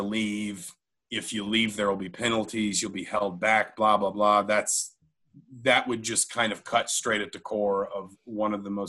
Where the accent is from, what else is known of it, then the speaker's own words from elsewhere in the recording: Atlanta, Georgia, United States; moved away; I grew up in Atlanta